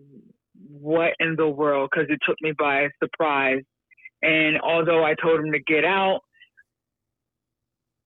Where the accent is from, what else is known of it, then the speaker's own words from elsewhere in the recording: York, Pennsylvania, United States; I grew up in York, Pennsylvania, right up there on 83 and near Hershey